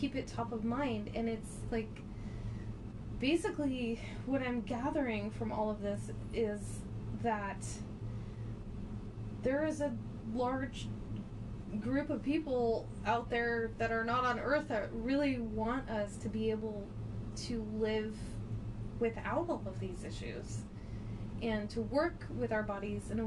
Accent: Portland, United States; You can tell we're from Portland.

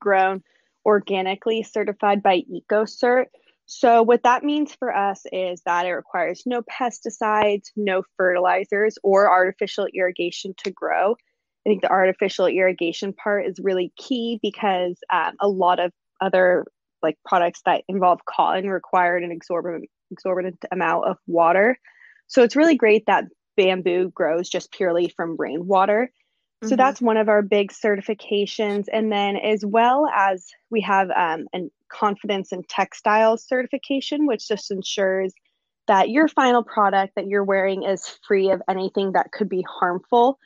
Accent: Los, California, United States; now in San Diego, United States; I live in San Diego, California. I grew up

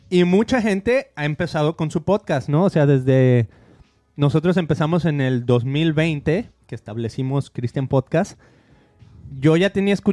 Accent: Argentina; Yo te diré que yo que soy de Argentina

